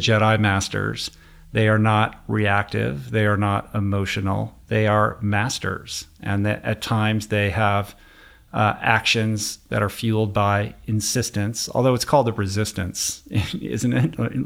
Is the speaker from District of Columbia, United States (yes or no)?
yes; Washington, District of Columbia, United States; moved away as an adult; now in Los Angeles, United States; I grew up in Washington, D C. I grew up in politics